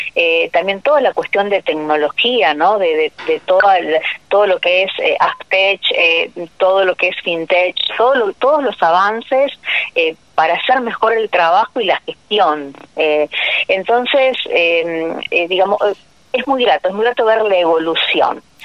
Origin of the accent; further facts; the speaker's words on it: Bigand, Santa Fe, Argentina; en mi pueblo, o sea, que yo estoy de Vigán, provincia de Santa Fe